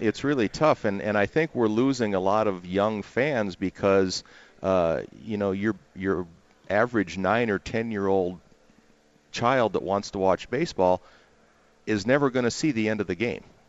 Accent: Minnesota, United States; growing up in Minnesota

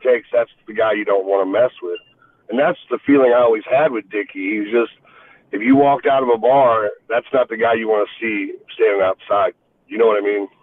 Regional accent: St. Louis, Missouri, United States; St. Louis is my hometown, it's where I was born and raised.

